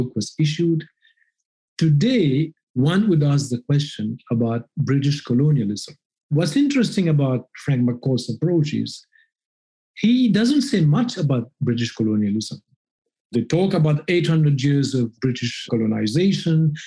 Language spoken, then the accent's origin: English; Mauritius; I grew up in a community of fishermen.